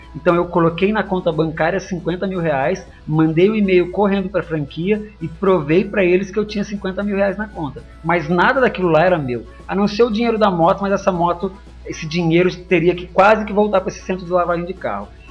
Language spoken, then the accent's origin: Portuguese; Barretos, São Paulo, Brazil; moved away as an adult; now in Piracicaba, Brazil; eu sou de Barretos, foi onde tudo começou. É, até meus 17 anos